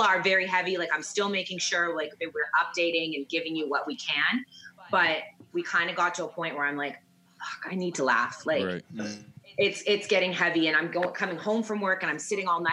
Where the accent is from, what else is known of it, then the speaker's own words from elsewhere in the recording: Vancouver, British Columbia, Canada; moved away as an adult; also born or lived in Saskatoon / Calgary; I'm from Vancouver, went to Saskatoon, Calgary, then here